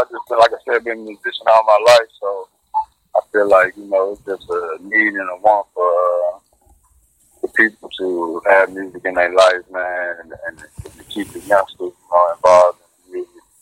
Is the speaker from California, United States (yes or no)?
no; Western Kentucky, United States; Uh, Western Kentucky, area.